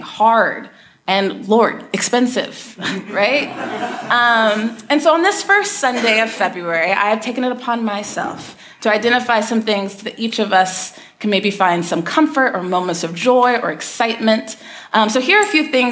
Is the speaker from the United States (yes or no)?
yes; Texas, United States; I grew up in Texas